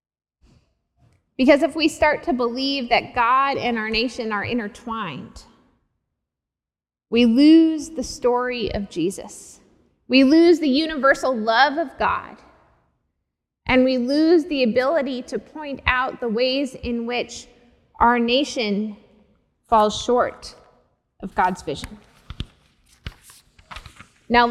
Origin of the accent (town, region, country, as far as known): United States